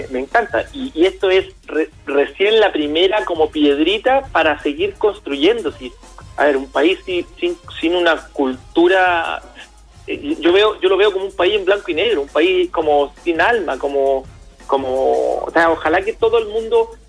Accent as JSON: {"language": "Spanish", "country": "Chile", "said": "hay muchas cosas en las que Chile estamos en pañales."}